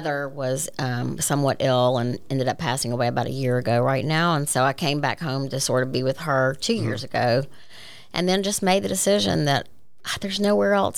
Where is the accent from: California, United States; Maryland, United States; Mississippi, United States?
Mississippi, United States; Ocean Springs; also born or lived in Biloxi, Mississippi / Jackson, Mississippi; I grew up in Ocean Springs, was okay. Born in the old Biloxi Hospital, lived a pretty idyllic life for the first 18 years